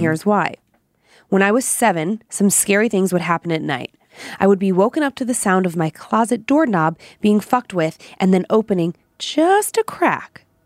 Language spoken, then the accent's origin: English; Parma Heights, Ohio, United States; now in Idaho, United States; I'm from Cleveland, Parma Heights